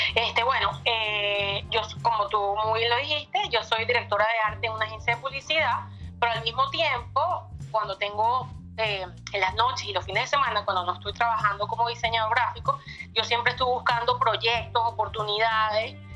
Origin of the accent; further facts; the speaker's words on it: Caracas, Capital District, Venezuela; moved away as an adult; also born or lived in Miami; now in United States; Sí, soy de Caracas, vivo en Caracas